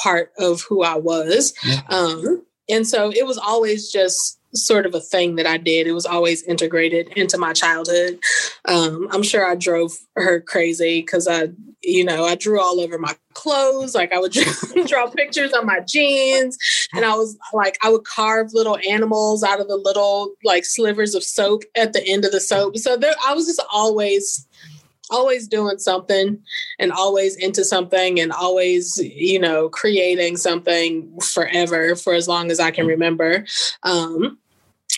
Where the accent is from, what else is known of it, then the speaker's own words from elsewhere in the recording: St. Louis, Missouri, United States; now in Mississippi, United States; So I'm originally from St. Louis, Missouri, actually. And so I was born there.